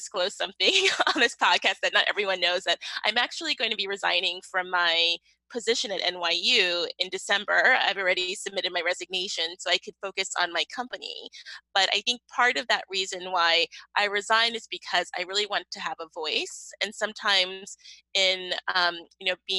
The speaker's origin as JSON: {"language": "English", "town": "New York City", "region": "New York", "country": "United States", "said": "I am originally from Brooklyn, New York"}